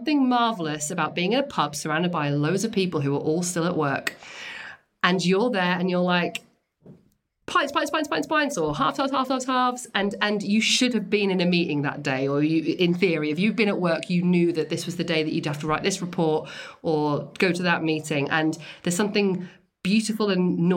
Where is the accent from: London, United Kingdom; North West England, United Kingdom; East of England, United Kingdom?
East of England, United Kingdom; Norwich; Norwich, where I grew up